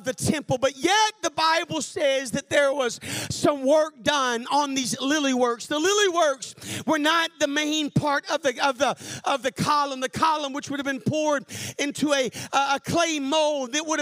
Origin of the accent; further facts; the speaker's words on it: Arkansas, United States; I'm from Arkansas